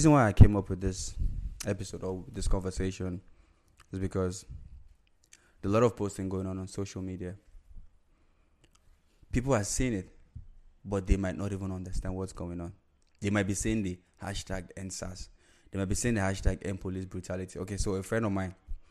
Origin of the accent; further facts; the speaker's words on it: Nigeria; now in United States; I'm a Nigerian and, you know, I'm in the state, but I'm still a Nigerian